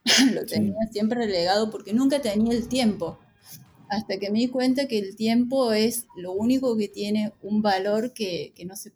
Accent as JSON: {"language": "Spanish", "region": "Córdoba", "country": "Argentina", "lives_now": "La Rioja, Argentina", "said": "Yo hace 16 años que vivo en La Rioja, en La Rioja capital. Eh, soy de Córdoba y en la facu conocí, creo que el segundo día de la facultad conocí a quien hoy es mi marido, que es riojano"}